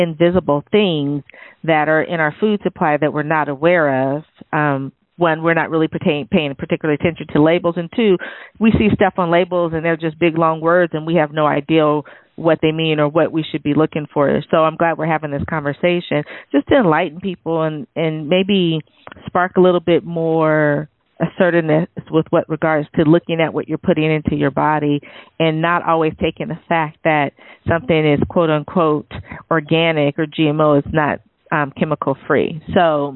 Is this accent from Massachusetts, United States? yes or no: no; San Jose, California, United States; I grew up in San Jose and basically Silicon Valley